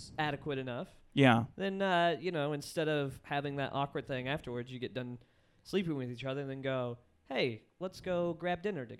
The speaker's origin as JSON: {"language": "English", "region": "Kansas", "country": "United States", "said": "I'm from Kansas."}